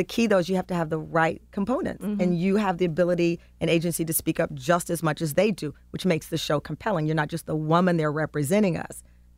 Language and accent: English; Texas, United States